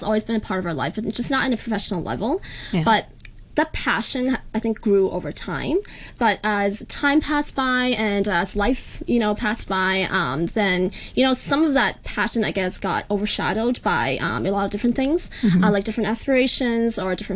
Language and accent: English; Calgary, Alberta, Canada; we grew up in Calgary, Canada